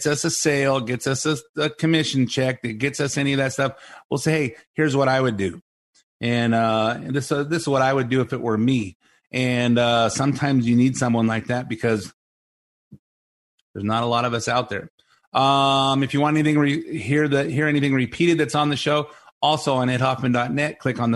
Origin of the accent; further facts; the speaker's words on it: United States; I am an American. I talk like an American